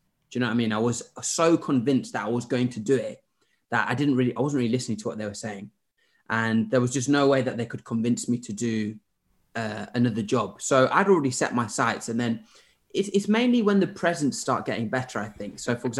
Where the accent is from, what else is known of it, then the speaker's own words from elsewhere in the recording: Zimbabwe; moved away; also born or lived in Derby / Sheffield / Birmingham / Norwich; I grew up in Zimbabwe. So I was in Derby until I was four.